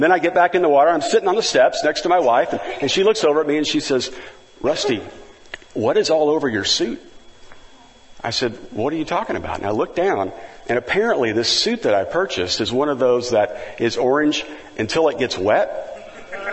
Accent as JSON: {"language": "English", "region": "Kansas", "country": "United States", "also_born_or_lived": "Missouri / Kentucky", "moved": "as an adult", "lives_now": "Valencia, United States", "said": "I'm from Kansas and then, you know, went to school in Missouri and then worked in Kentucky."}